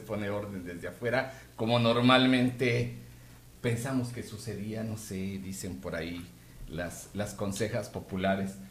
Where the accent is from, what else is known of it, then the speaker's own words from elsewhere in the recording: Mexico; como mexicanos